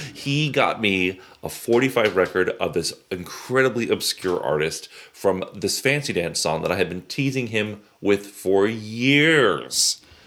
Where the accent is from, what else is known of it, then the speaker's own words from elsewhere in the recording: the South, United States; I grew up in the South